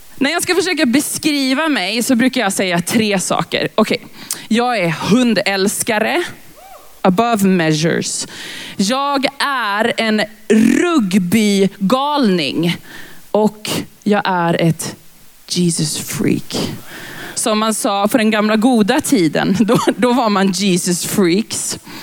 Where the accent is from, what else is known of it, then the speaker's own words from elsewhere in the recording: Lidköping, Västra Götaland, Sweden; moved away; also born or lived in Växjö; Jag är från början från Lidköping.